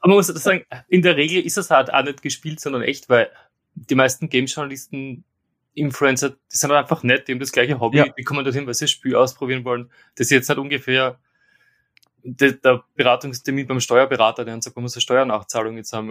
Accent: Austria; moved away as an adult; now in London, United Kingdom; ich bin jetzt quasi der Österreicher im Team, der in England wohnt

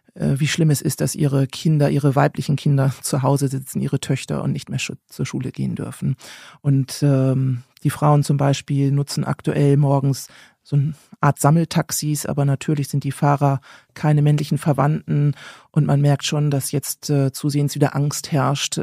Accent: Germany; als Deutscher

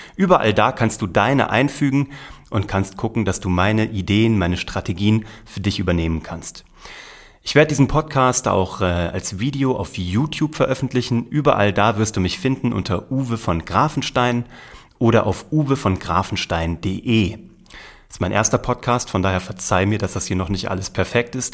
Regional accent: Kassel, Hesse, Germany; Ich bin in Kassel geboren worden, in der Mitte von Deutschland

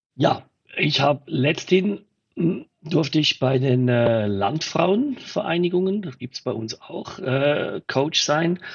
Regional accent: Switzerland; bei uns in der Schweiz

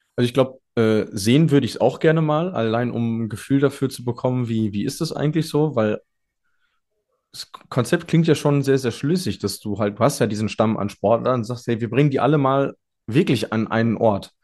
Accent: Germany; als Deutscher

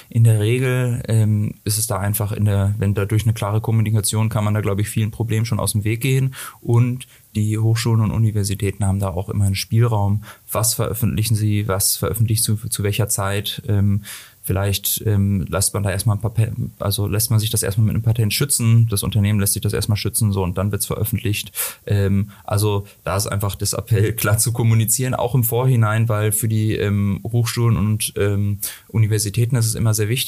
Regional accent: Hamburg, Germany; Äh, eigentlich komme ich aus Hamburg ähm, und ähm, die, äh, ich genau bin dann zum Studium hierher gekommen

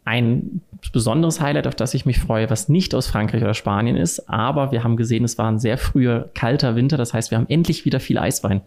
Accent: Cologne, North Rhine-Westphalia, Germany; moved away; also born or lived in Wiesbaden; Ich komme ursprünglich aus Köln, also eher eine Bierstadt

